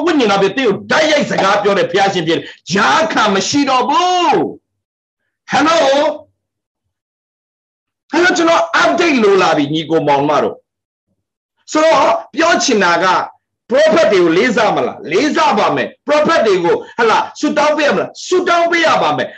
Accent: Myanmar; born or raised there

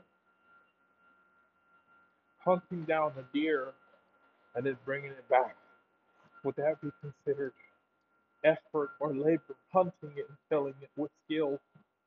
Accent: United States; I'm American

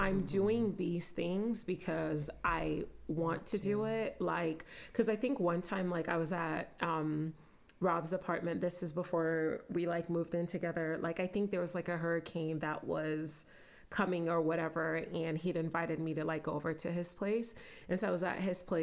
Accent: Nigeria; I'm Nigerian

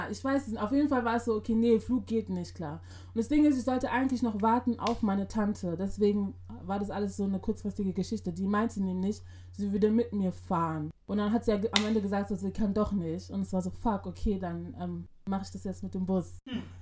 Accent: Berlin, Germany; hier haben die so schöne Wolkenkratzer, das gibt's bei uns in Berlin nicht.

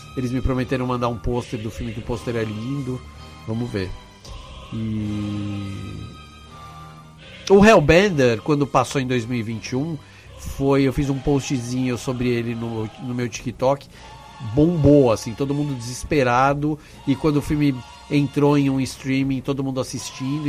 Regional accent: Brazil; eu sou do Brasil

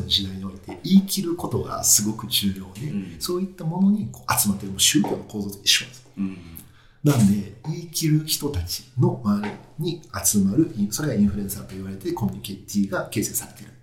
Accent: Japan; moved away as an adult; also born or lived in South Korea / United States / China; 日本で高校まで行ってたんですけど、うん、そこから10年間海外なんですよ

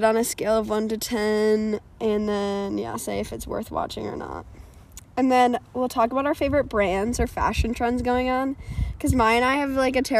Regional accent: Madison, Wisconsin, United States; I grew up in Madison, and I still live in Madison

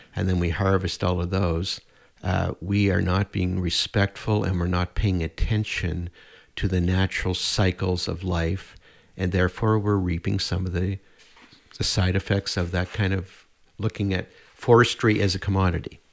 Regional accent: Nova Scotia, Canada; also born or lived in Prince Edward Island; now in Edmonton, Canada; I grew up in Nova Scotia.

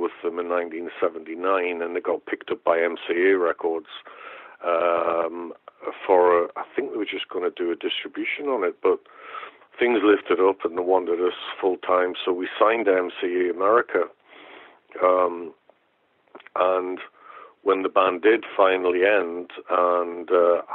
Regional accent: Newcastle upon Tyne, North East England, United Kingdom; University of Newcastle, which is my hometown

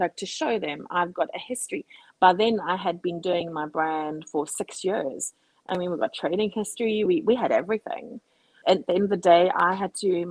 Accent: South Africa; now in Cape Town, South Africa; I'm a South African

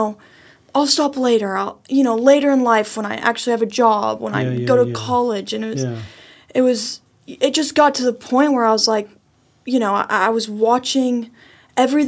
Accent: Lubbock, Texas, United States; also born or lived in Washington, D.C.; I was born and raised in Lubbock, Texas, and then we moved to D.C. and then moved back

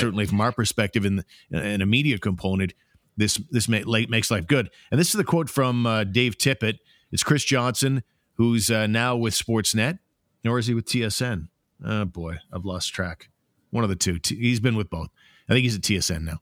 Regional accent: Ottawa, Ontario, Canada; It's my hometown

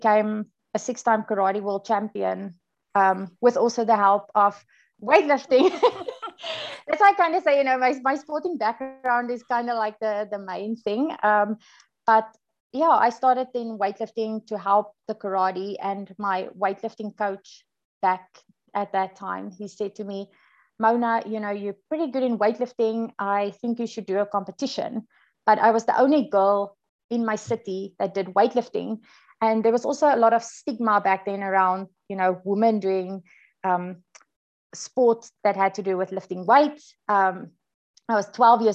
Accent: South Africa; moved away as an adult; also born or lived in United States; now in New Zealand; Born and bred in South Africa. I've basically been living there my whole life.

